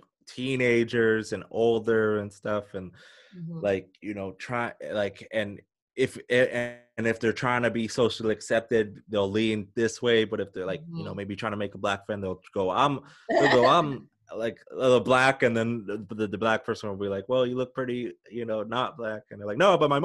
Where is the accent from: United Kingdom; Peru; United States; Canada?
Canada; small town Alberta; us growing up in small town Alberta